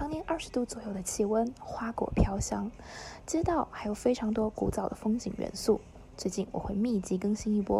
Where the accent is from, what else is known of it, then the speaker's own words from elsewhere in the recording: Zhangzhou, Fujian, China; 我生在漳州，长在漳州，这个古朴的闽南城市，在我眼里一直都是最美的。